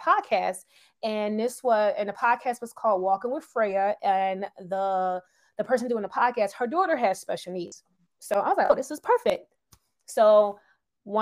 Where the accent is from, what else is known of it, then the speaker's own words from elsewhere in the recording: Philadelphia, Pennsylvania, United States; I'm from Philadelphia, born and raised